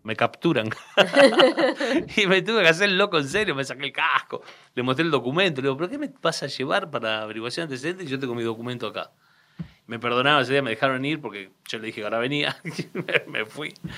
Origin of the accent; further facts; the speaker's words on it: Aldo Bonzi, Buenos Aires Province, Argentina; barrio donde él vive y donde yo nací